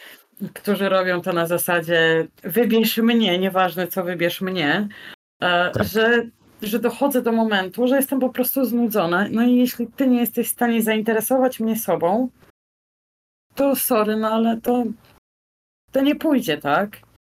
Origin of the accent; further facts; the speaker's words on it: Poland; now in Almada, Portugal; Z Polski